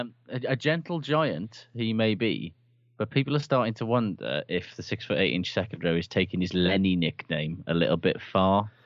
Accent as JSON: {"language": "English", "town": "Aberdare", "region": "Wales", "country": "United Kingdom", "said": "I'm from Aberdare."}